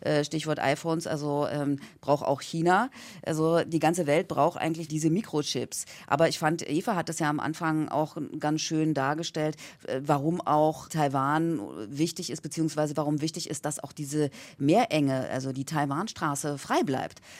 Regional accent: Germany; ich als Deutsche

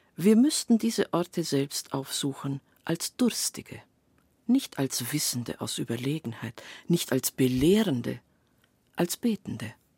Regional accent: Transylvania, Romania; moved away; In meiner Kindheit auf dem Dorf in Siebenbürgen

